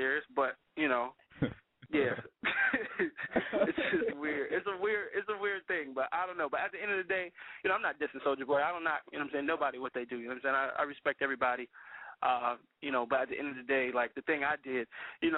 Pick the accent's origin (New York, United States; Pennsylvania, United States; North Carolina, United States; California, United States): California, United States; Pasadena; I'm from Pasadena, California, born and raised